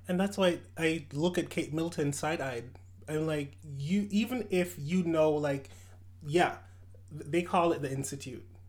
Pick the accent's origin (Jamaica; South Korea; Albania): Jamaica; moved away; I was born in Jamaica.